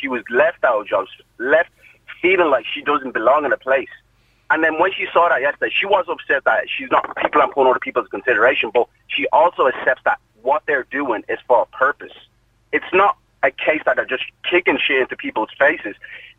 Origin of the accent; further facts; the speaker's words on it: Ireland; I'm of an African background myself, and my mum has lived in this country for about 35 years plus. So my mum is Irish. She's Irish herself. I'm Irish.